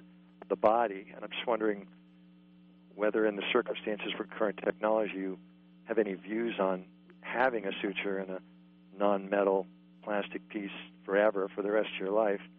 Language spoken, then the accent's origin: English; East Coast, United States; I'm from the East Coast